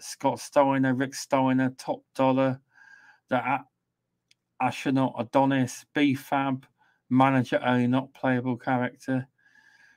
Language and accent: English; England, United Kingdom; we have to be different as English